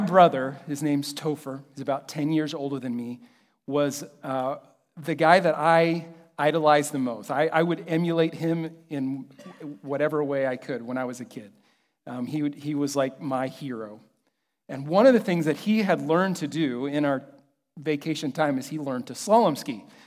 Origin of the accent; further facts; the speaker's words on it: Kansas City, United States; I'm from Kansas City